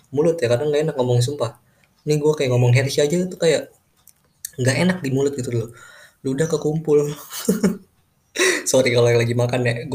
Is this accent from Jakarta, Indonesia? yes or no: yes; Jakarta, Indonesia; born there; jadi gue ini lahir di Jakarta dan gue lahir di keluarga yang gimana ya sederhana sih